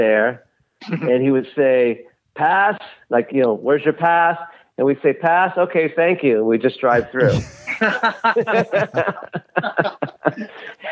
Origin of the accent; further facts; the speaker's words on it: Los Angeles, California, United States; I grew up in West Los Angeles, right next to Culver City